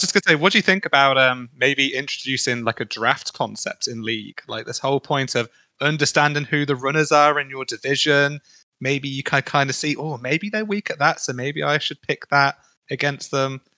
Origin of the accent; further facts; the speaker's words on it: United Kingdom; as a Brit